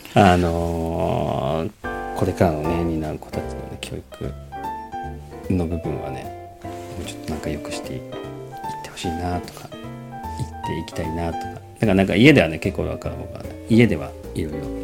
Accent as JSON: {"language": "Japanese", "country": "Japan", "tie": "born or raised there", "said": "日本はまあね生まれ育ったところでね"}